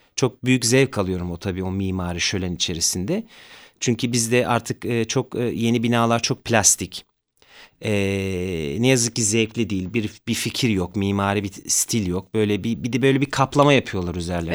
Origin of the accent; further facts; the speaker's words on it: Zonguldak, Turkey; also born or lived in Ayvacık; now in Istanbul, Turkey; Zonguldak'ta büyüdüm ben